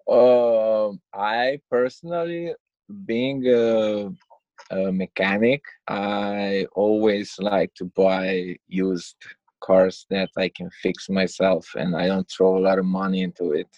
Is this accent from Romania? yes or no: yes; Romania; English is a second language; moved away as an adult; born and raised in Romania, and I came here more than 10 years ago, and I'm still working on my English